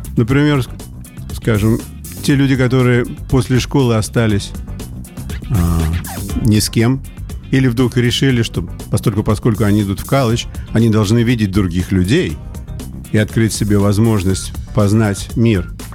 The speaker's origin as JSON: {"language": "Russian", "region": "Saint Petersburg", "country": "Russia", "tie": "born or raised there", "also_born_or_lived": "United States", "moved": "as an adult", "said": "я вот вернулся в родной город Петербург"}